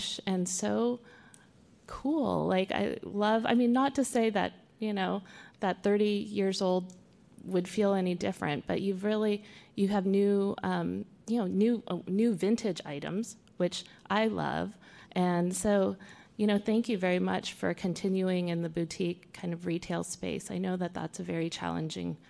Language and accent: English; Fremont, California, United States; also born or lived in Oakland, California / Hayward, California / Union City, California; when I was a kid, I grew up in Fremont, so I grew up in, like, Oakland, Fremont, Hayward, Union City, like in the East Bay